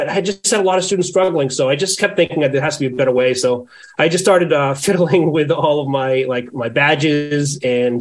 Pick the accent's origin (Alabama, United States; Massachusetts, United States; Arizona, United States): Massachusetts, United States; Boston; I'm from the Boston area.